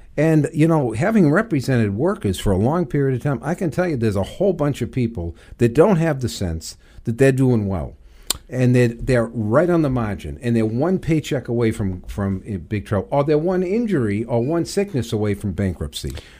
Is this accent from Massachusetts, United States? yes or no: yes; Everett, Massachusetts, United States; I actually grew up, uh, in Everett, Mass.